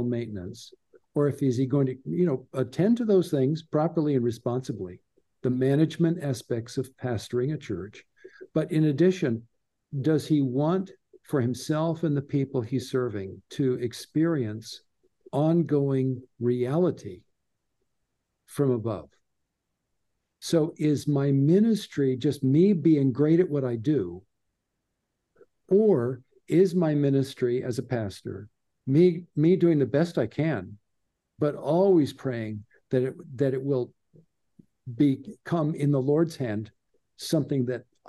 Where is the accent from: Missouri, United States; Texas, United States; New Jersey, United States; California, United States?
California, United States; Southern; growing up in Southern California